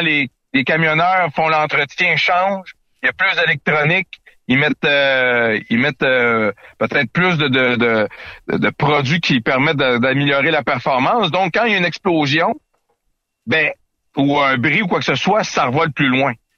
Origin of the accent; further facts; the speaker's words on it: Quebec, Canada; notre culture qui, qui nous est propre chez nous au Québec